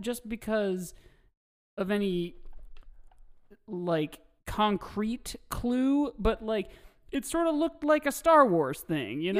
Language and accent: English; Carmel, Indiana, United States; I'm from Carmel, Indiana